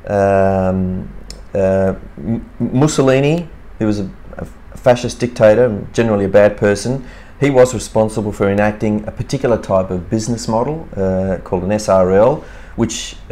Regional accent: Cooma, New South Wales, Australia; also born or lived in Milan, Italy; my parents are Italian and they migrated to Australia in the 50s. I was born here in Cooma in the Snowy Mountains

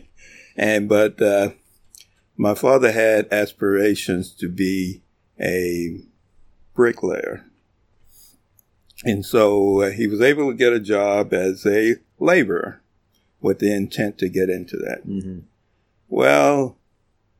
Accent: Colorado City, Texas, United States; I was born in Texas in a little town out west called Colorado City, Texas

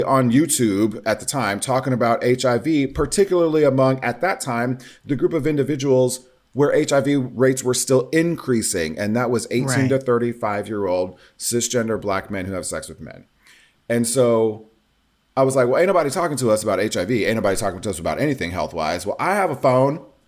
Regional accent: Nebraska, United States; growing up in Nebraska in the 80s and 90s as the fat, femmy, biracial kid

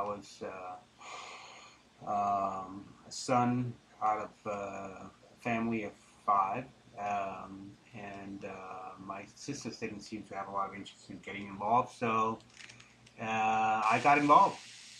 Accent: Denmark; also born or lived in Geneva, Switzerland; now in Charlotte, United States; I grew up in Denmark for the most part

